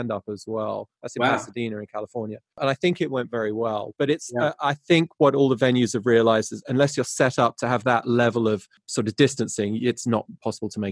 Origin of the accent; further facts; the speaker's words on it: England, United Kingdom; now in United States; I'm English, but I consider myself an American sound guy